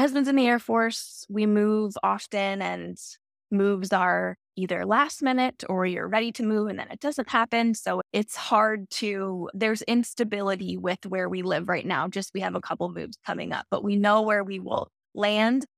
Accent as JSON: {"language": "English", "area": "Centre County", "region": "Pennsylvania", "country": "United States", "tie": "born or raised there", "said": "I grew up smack in the middle, in Center County, right in the middle of the state"}